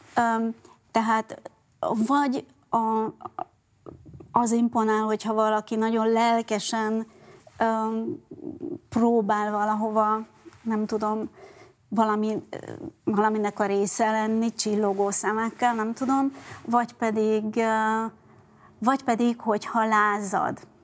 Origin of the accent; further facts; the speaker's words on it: Budapest, Hungary; first language Hungarian; also born or lived in France; Budapesten születtem, az az- úgy éreztem, amikor én ott álltam Budapest közepén két év, ö, Franciaország után, hogy ez az én városom, ez az én hazám, ez az én anyanyelvem